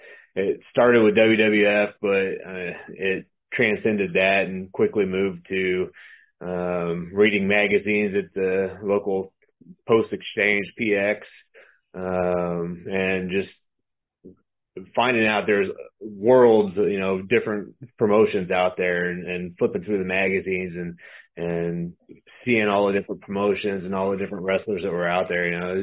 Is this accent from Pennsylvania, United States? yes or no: no; California, United States; born there; No, I'm not from Missouri, actually. I was actually born in California, so I'm built in California.